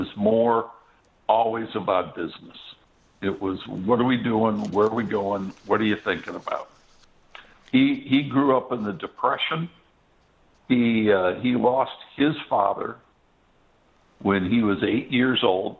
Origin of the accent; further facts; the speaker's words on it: Detroit, Michigan, United States; growing up in Detroit, pardon me, it's a car city.